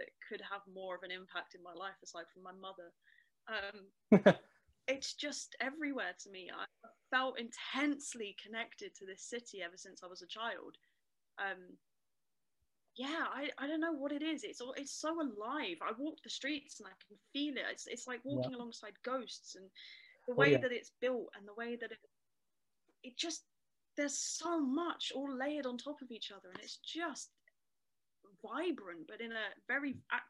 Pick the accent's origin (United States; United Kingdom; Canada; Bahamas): United Kingdom; Camden, London; my experiences growing up in Camden, I grew up mostly, my mum worked in the pub that I talk about quite a lot, the Cock Tavern.